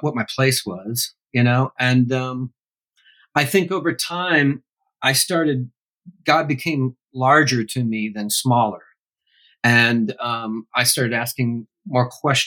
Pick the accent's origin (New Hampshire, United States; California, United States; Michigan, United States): Michigan, United States; Grand Rapids; now in Franklin, United States; I went back and lived in my hometown of Grand Rapids a few years ago